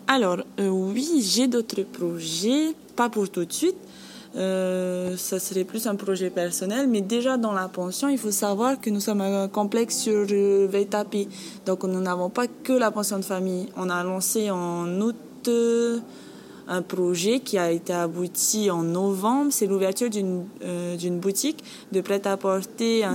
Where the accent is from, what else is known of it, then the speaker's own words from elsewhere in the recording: Bora Bora, Leeward Islands, French Polynesia; moved away; Je suis originaire de Bora Bora et je travaille ici